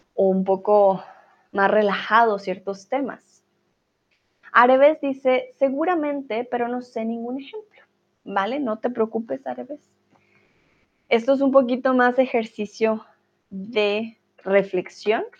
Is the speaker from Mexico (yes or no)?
no; Colombia